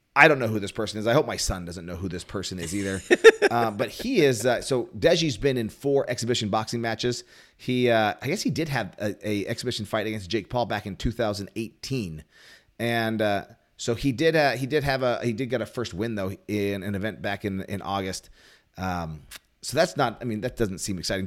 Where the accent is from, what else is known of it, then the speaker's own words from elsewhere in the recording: Whittier, California, United States; I am from Whittier, California